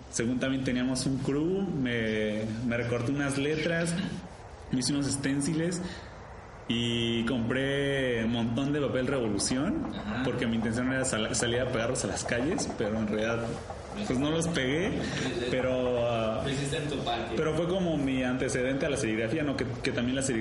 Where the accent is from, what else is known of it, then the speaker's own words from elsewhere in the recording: Querétaro, Mexico; moved away; also born or lived in Colima; yo soy de Querétaro, ¿no? Y me fui a estudiar a Colima. Y yo ya no vivía en Colima